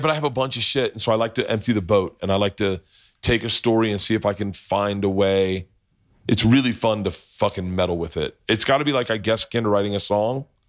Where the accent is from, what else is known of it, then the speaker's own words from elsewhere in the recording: Oklahoma, United States; I was from Oklahoma